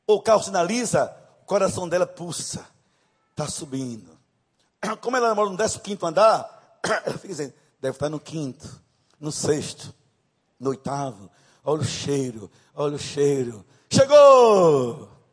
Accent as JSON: {"language": "Portuguese", "region": "Northeast Region", "country": "Brazil", "accent": "Nordeste", "said": "Vou usar uma linguagem bem nordestina, me perdoem, mas eu sou nordestina. Não moro. Esse sotaque não é da Suíça, né, de Nova York, é de Nordeste mesmo"}